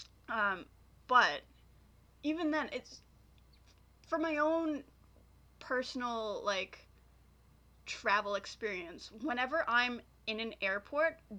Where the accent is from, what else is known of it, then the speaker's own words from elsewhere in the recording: Waterloo, Ontario, Canada; also born or lived in Kitchener; my parents moved to where I am now